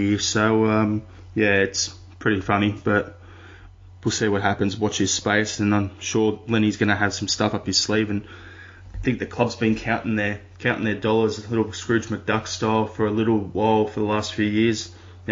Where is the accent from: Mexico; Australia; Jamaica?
Australia; as an Australian